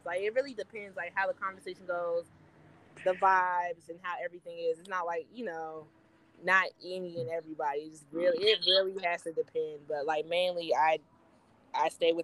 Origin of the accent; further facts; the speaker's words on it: Plano, Texas, United States; also born or lived in Dallas, Texas; now in Georgia, United States; I grew up in Plano, Texas